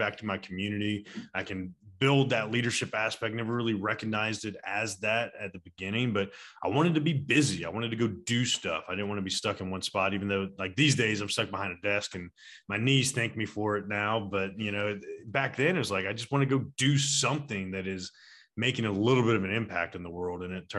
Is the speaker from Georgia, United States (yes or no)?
yes; Atlanta, Georgia, United States; I was born and raised here in Atlanta.